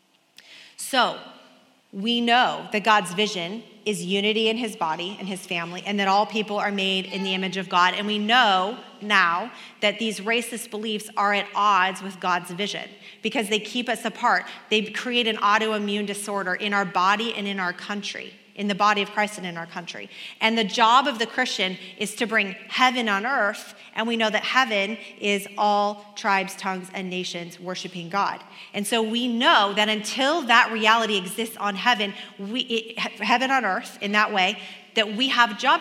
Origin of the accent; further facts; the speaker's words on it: Kansas, United States; also born or lived in Oregon; when I moved to Kansas from Oregon, my first friend was an Asian American girl. We were both in class together